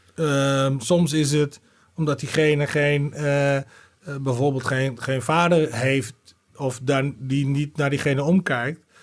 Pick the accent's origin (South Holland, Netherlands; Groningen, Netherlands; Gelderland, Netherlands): Groningen, Netherlands; also born or lived in Arnhem / Leeuwarden; en weer vijf jaar later zijn we naar Groningen verhuisd.